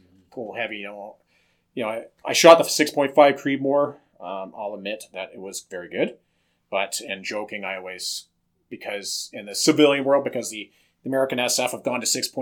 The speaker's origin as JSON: {"language": "English", "country": "Australia", "tie": "born or raised there", "moved": "yes", "lives_now": "Canada", "said": "I was born in Australia"}